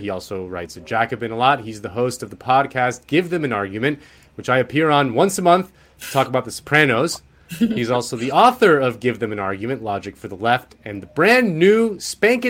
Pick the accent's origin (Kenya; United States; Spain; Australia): Spain; I'm from Spain